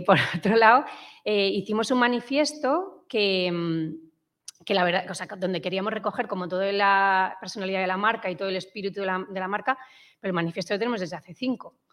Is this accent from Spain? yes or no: yes; Madrid, Community of Madrid, Spain; also born or lived in England; soy, de Madrid